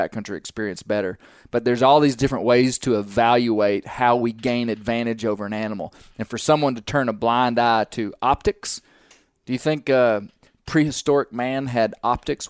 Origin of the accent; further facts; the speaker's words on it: Arkansas, United States; we're from Arkansas